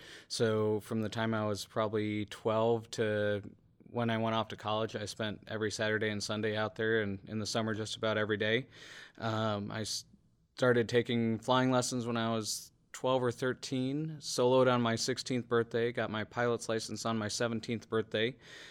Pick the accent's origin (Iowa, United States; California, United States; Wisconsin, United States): Wisconsin, United States; Brookfield; I found a local day camp in my hometown of Brookfield, Wisconsin